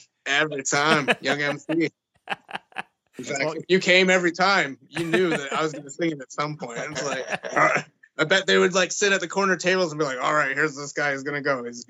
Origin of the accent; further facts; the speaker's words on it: Northern Ontario, Canada; now in Banff, Canada; we're actually all from Ontario originally. Like, I'm from Northern Ontario.